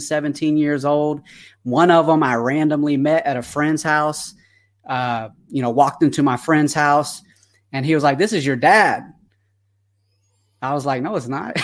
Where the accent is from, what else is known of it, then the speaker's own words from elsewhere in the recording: Atlanta, Georgia, United States; accent: twang; now in California, United States; I am originally from Atlanta, Georgia when I was born